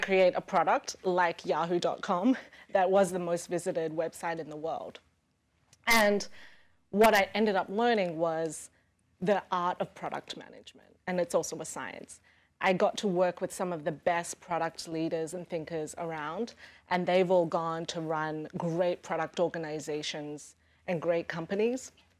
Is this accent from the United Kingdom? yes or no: no; Australia; moved away as an adult; now in New York, United States; Growing up in Australia